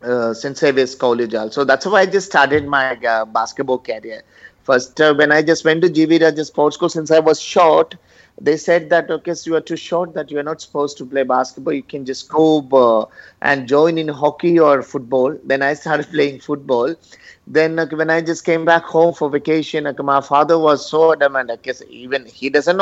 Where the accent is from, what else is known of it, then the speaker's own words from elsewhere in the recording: Pala, Kerala, India; now in Chennai, India; I'm from Kerala